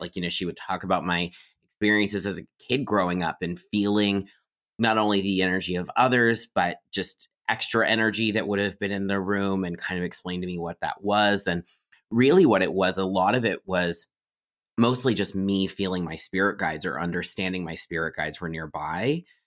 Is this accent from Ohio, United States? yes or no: yes; Miamisburg, Ohio, United States; I grew up in Ohio in a town called Miamisburg